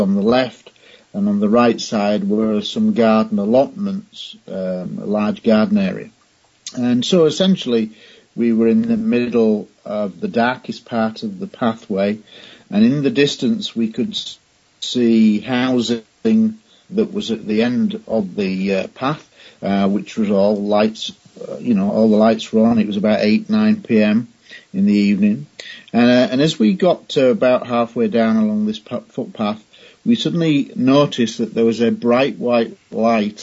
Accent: Scunthorpe, Yorkshire and the Humber, United Kingdom; born or raised there

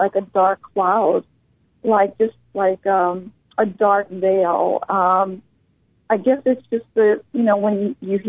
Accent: New Orleans, Louisiana, United States; I was born in New Orleans

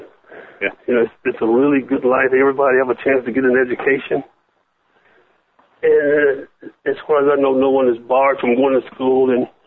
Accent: Michigan, United States; also born or lived in Southern United States; now in Los Angeles, United States; I was born in the South, and my mother moved me to the North, to Michigan

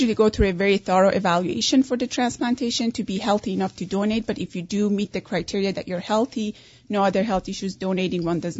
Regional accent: Iran; English is a second language; also born or lived in Canada; now in United States; Originally Persian.

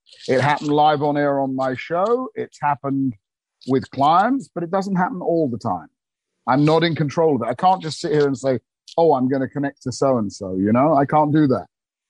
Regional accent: England, United Kingdom; I remember being about four, because I was born in August 21, in England, I had to go the year behind me, so everybody was older than me in the school, because I'm an August baby.

